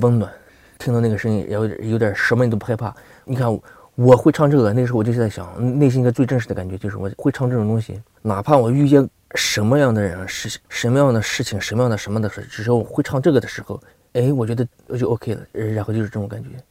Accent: Gansu, China; moved away; 我从小在那里生活

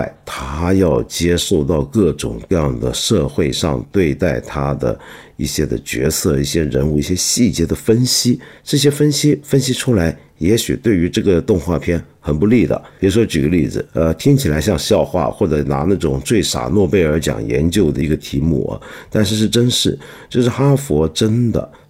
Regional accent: Guangdong, China; 其中一个，我们广东人就很敏感，就会注意到他常常说广东话

